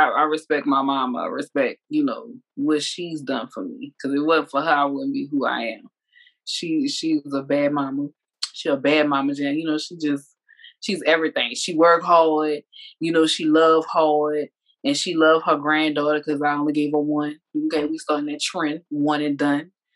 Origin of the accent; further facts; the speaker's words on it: New Orleans, Louisiana, United States; now in Georgia, United States; I'm from New Orleans